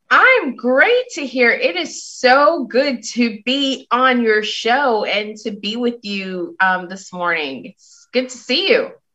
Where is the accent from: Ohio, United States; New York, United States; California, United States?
New York, United States; New York City; I'm from Brooklyn, New York. I rep Brooklyn every time. And so having grown up in Brooklyn